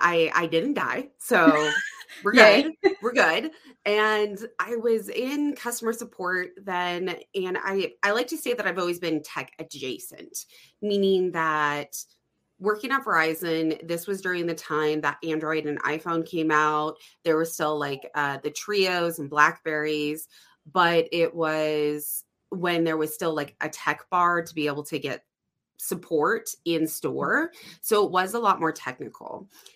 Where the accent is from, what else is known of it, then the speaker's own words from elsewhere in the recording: Phoenix, Arizona, United States; from Phoenix. So I went back to the warmness, went back to Phoenix